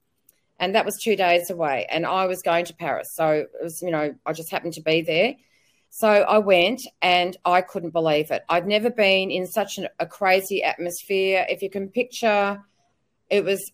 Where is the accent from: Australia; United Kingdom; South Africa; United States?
Australia; I'm an Aussie battler